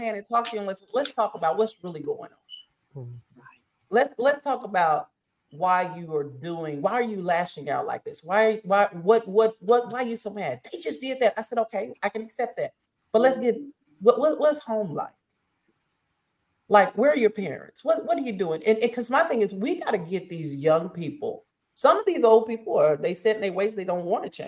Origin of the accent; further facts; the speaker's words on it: Oklahoma, United States; moved away as an adult; also born or lived in Paris, Texas / Mississippi; now in Jackson, United States; Now I come from Oklahoma, born and raised in Oklahoma, and we got some stuff in Oklahoma